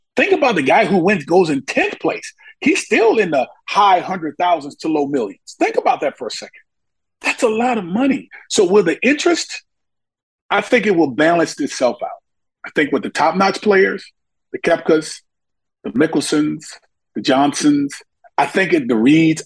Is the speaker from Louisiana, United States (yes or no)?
yes; Monroe, Louisiana, United States; my hometown in Monroe, Louisiana